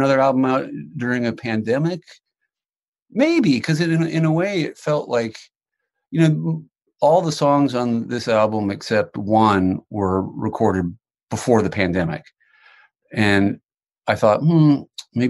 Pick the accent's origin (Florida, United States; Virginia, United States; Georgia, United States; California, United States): Virginia, United States; moved away as an adult; now in Los Angeles, United States; I grew up in Virginia and I drove across the country when I was 24